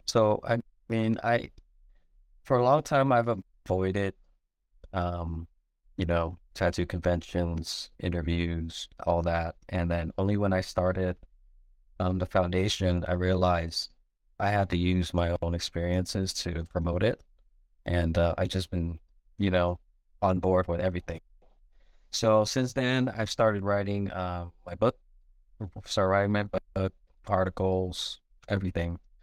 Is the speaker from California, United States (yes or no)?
yes; San Diego, California, United States; also born or lived in Michigan; I grew up in San Diego in Linda Vista